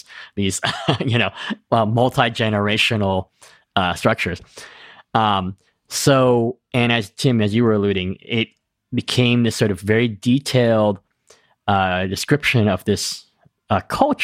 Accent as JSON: {"language": "English", "region": "East Coast", "country": "United States", "said": "I'm from the East Coast"}